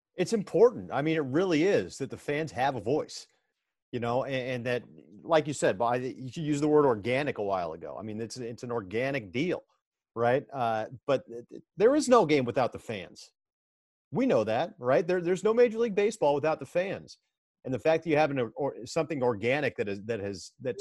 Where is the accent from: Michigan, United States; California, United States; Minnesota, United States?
California, United States; East Bay; growing up in the East Bay